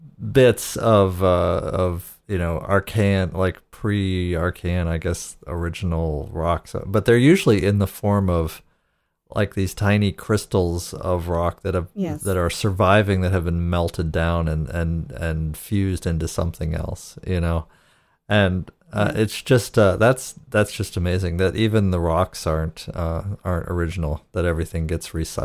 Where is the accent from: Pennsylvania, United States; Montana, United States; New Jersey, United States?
Pennsylvania, United States; Erie; I grew up in Erie, Pennsylvania, which gets snow like Buffalo.